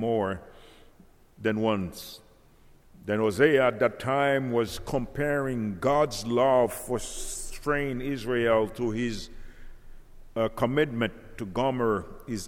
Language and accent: English; Haiti; now in Central Florida, United States; I came from Haiti